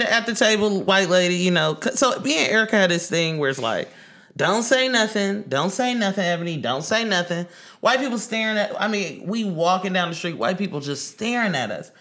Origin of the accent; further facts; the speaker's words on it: Oakland, California, United States; growing up in East Oakland